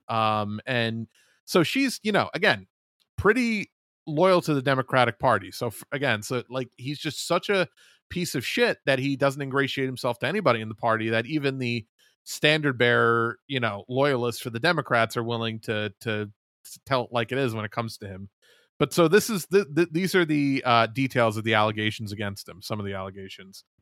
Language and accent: English; New York, United States; my home state of New York